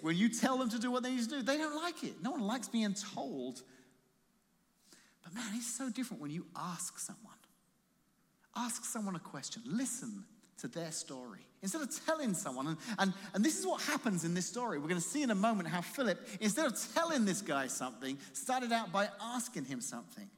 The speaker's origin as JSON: {"language": "English", "town": "Croydon", "region": "London", "country": "United Kingdom", "tie": "born or raised there", "moved": "yes", "lives_now": "Colorado, United States", "said": "I said, where in London? She said, Croydon. I said, so am I."}